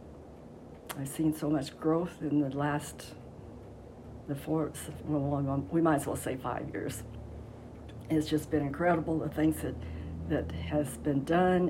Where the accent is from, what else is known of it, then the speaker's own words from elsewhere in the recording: Longmont, Colorado, United States; I grew up in Longmont. I started fourth grade in Longmont, so I've been around here a long time